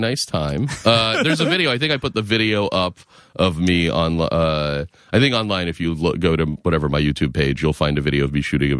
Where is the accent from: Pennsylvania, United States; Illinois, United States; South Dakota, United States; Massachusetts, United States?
Massachusetts, United States; Lexington; I am. I'm from outside Boston. I grew up in Lexington, Mass, and then I went to Western Mass for school.